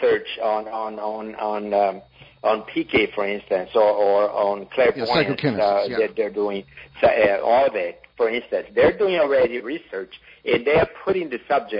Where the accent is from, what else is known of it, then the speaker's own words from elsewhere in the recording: Brazil; in Brazil, or my home country